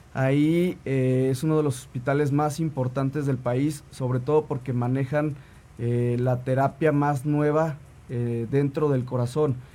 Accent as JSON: {"language": "Spanish", "region": "Tlaxcala", "country": "Mexico", "tie": "born or raised there", "also_born_or_lived": "Puebla", "said": "yo nací en Puebla, pero toda mi vida viví en Tlaxcala, mis papás viven en Tlaxcala"}